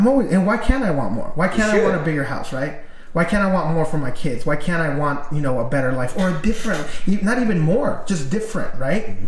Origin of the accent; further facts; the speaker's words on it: Mexico; moved away; I was born in Mexico